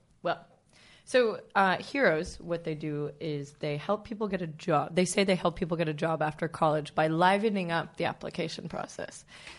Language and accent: English; East Coast, United States; now in San Francisco, United States; I grew up on the East Coast